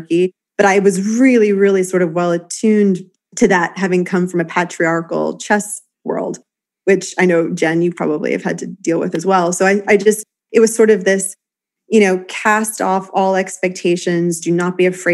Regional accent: New York City, New York, United States; I grew up playing in Washington Square Park

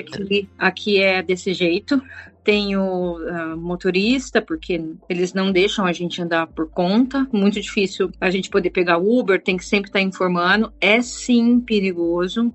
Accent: Tapiratiba, São Paulo, Brazil; moved away as an adult; also born or lived in Minas Gerais / Campinas / Al Ain, United Arab Emirates / Saudi Arabia; now in Pakistan; Eu nasci em Tapiratiba, interior de São Paulo, divisa com Minas Gerais

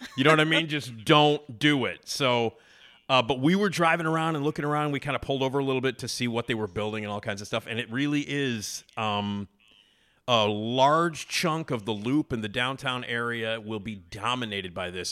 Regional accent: Chicago, Illinois, United States; I grew up, you know, in Wrigleyville, you know, like in the city

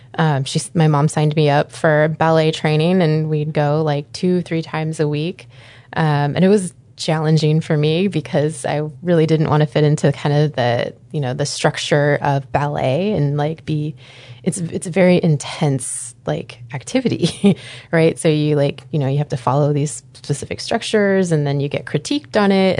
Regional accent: Anchorage, Alaska, United States; also born or lived in Green Bay, Wisconsin; I grew up here in Anchorage, Alaska

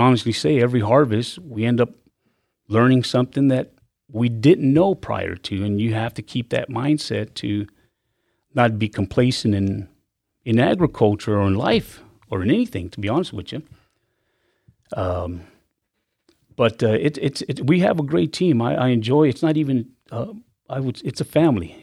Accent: Dallas, Texas, United States; moved away; I was born in South Texas and I grew up in Dallas.

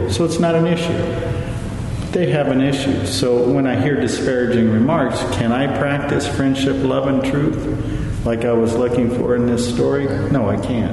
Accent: California, United States; I'm from California.

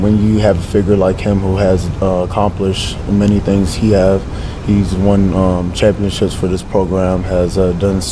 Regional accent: Atlanta, Georgia, United States; English is a second language; also born or lived in Africa; now in Lincoln, United States; I'm from Metro Atlanta, Georgia

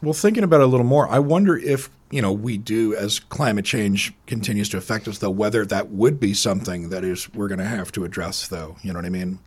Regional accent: Scotland, United Kingdom; moved away; I was growing up in Scotland

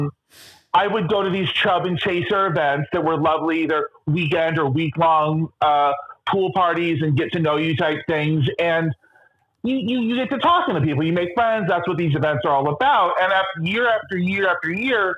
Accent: Los Angeles, California, United States; moved away as an adult; now in Wilton Manors, United States; I was 36 at the time and had only lived in Los Angeles my whole life

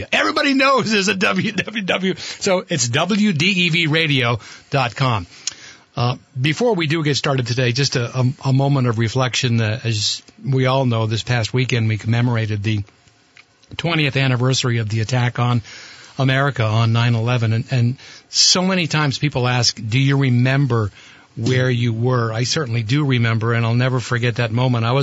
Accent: Burlington, Vermont, United States; Kevin and I grew up in Burlington. You were a few years older than me. Anybody that grew up in Burlington in the '60s, you had to know a McLaughlin.

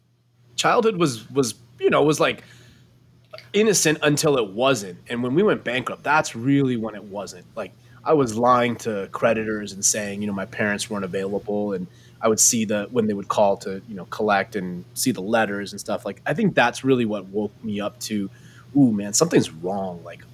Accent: Los Angeles, California, United States; born or raised there

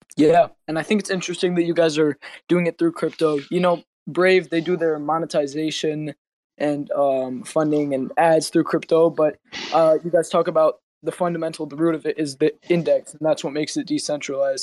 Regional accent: United States; I'm American.

